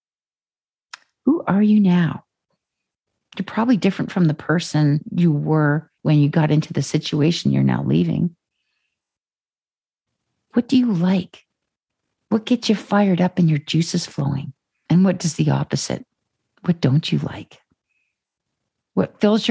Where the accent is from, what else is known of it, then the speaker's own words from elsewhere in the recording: Ontario, Canada; moved away as an adult; also born or lived in Calgary; now in Vancouver, Canada; I'm from Ontario